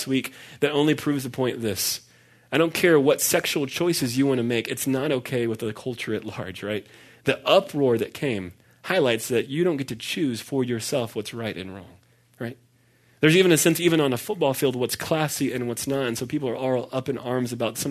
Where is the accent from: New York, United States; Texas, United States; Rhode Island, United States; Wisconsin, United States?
Texas, United States; Dallas; I grew up in Dallas, which is why I'm a Dallas Cowboys fan